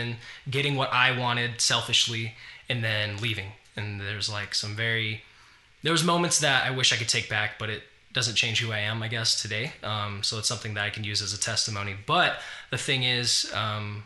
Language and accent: English; Farmington, New Mexico, United States; moved away; I was raised in Farmington, New Mexico